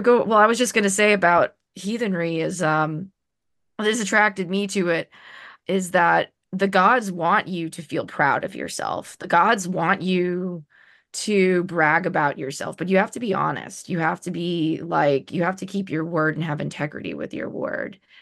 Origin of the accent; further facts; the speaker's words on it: New Orleans, Louisiana, United States; moved away as an adult; now in Oregon, United States; being white, but growing up in New Orleans